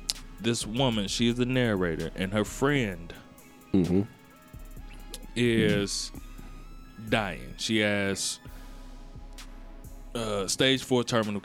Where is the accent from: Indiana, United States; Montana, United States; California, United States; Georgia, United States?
Indiana, United States; Gary; I'm from Gary.